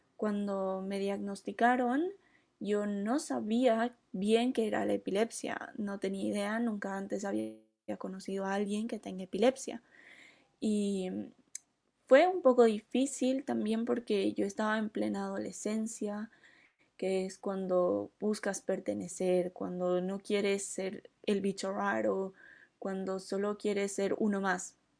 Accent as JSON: {"language": "Spanish", "country": "Bolivia", "said": "en Bolivia, que es de donde soy"}